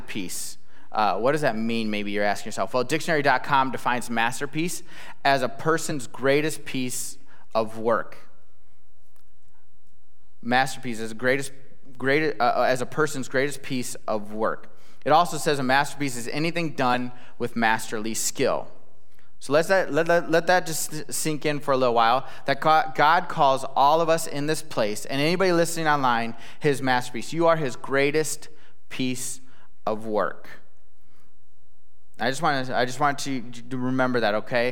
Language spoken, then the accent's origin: English; Illinois, United States; moved away; I'm from Illinois.